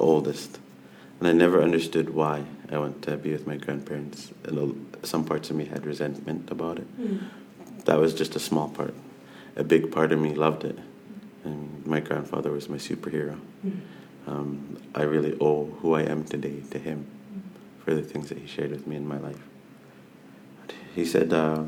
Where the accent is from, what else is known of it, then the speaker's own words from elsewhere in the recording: Nanaimo, British Columbia, Canada; I'm from Snanemo